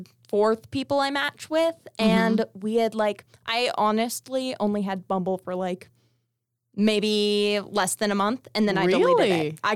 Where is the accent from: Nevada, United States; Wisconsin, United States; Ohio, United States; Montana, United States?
Nevada, United States; Las Vegas; And I'm from Las Vegas, and it's like entertainment capital.